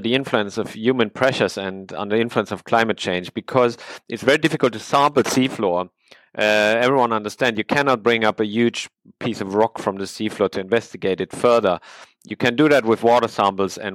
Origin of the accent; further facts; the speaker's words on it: Sweden; I'm from Sweden.